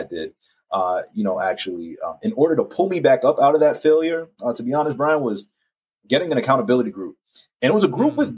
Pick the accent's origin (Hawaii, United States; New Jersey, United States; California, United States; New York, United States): New York, United States; moved away; I love New York, born and raised in Harlem